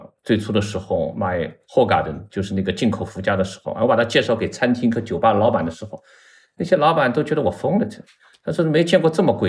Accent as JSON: {"language": "Chinese", "region": "Shanghai", "country": "China", "moved": "as an adult", "lives_now": "Beijing, China", "said": "因为我上海人嘛。"}